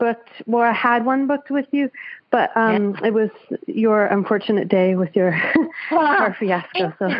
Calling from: Vancouver Island, British Columbia, Canada; I'm calling in from Canada, Vancouver Island.

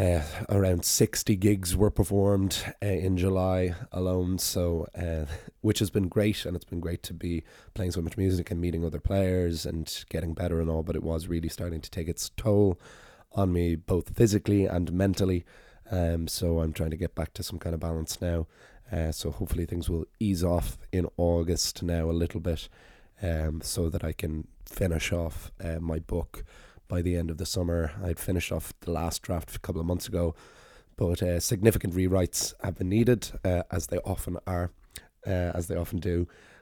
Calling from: Dublin, Leinster, Ireland; yes, I'm recording still from Dublin

